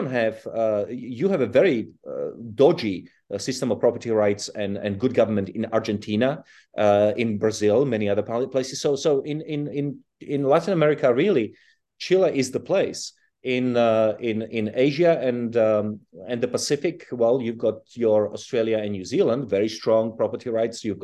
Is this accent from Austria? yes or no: no; Czechia; English is a second language; also born or lived in South Africa / United Kingdom; I was born in Europe, but I I grew up in Czechoslovakia and in South Africa, and then in Britain.